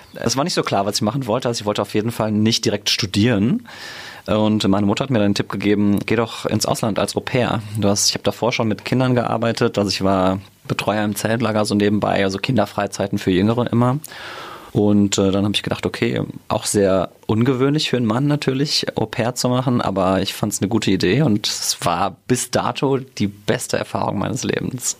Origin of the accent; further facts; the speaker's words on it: Mainz, Rhineland-Palatinate, Germany; also born or lived in United States; ich bin in Münchfeld geboren, wohne mittlerweile in Gonsenheim und bin hier um die Ecke sogar zur Schule gegangen, aufs Theresianum.